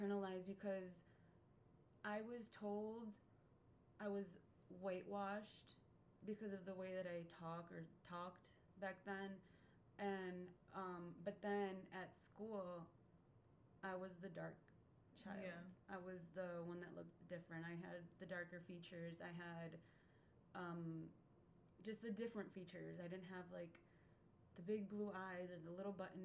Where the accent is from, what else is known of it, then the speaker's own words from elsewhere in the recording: Muskego, Wisconsin, United States; I grew up in Muskego, Wisconsin